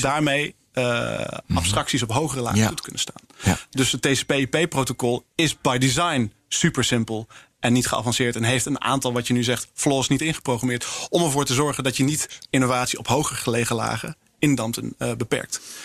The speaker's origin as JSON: {"language": "Dutch", "country": "Netherlands", "said": "als Nederlanders en als Europeanen"}